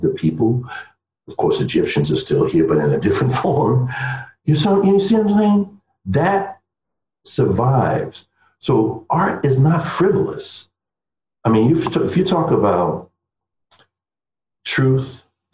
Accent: New York City, New York, United States; as a New Yorker. That's another aspect of my identity. I grew up around Polish, Irish, Italians, Jews.

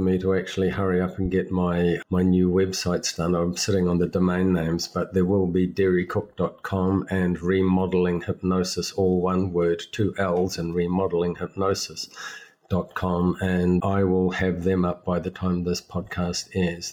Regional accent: England, United Kingdom; I was born in England

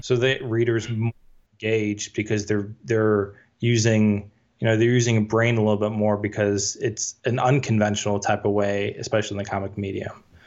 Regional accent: Chicago, Illinois, United States; I'm from the Chicagoland area

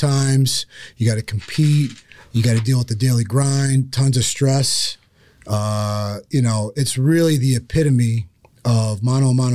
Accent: Cranford, New Jersey, United States; also born or lived in Michigan; now in Tampa Bay, United States; I grew up in Cranford, New Jersey.

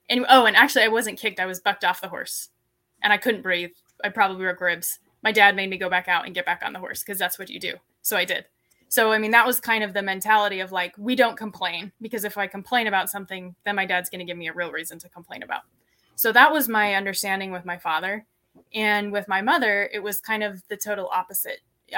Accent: Layton, Utah, United States; So growing up, I grew up in Utah, in Layton, and I grew up on a small ranch.

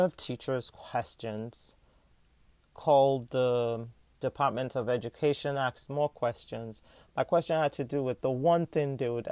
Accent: Nigeria; now in United States; as a Nigerian American

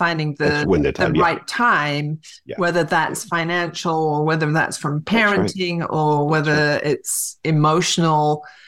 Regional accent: England, United Kingdom; moved away; I was raised in England

